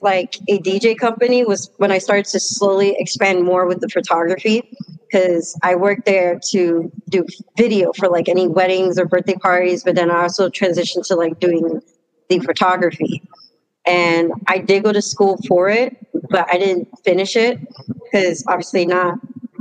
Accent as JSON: {"language": "English", "town": "New York City", "region": "New York", "country": "United States", "moved": "yes", "lives_now": "Middletown, United States", "said": "I'm from Washington Heights, but moved to upstate"}